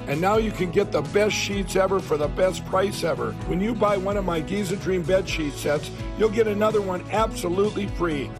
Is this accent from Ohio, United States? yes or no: yes; Rittman, Ohio, United States; it's a place called Rittman, Ohio, up by Akron